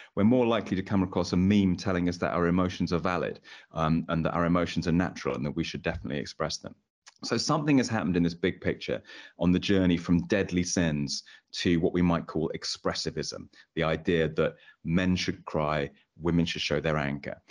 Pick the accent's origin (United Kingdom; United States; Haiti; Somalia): United Kingdom; England; as an English man myself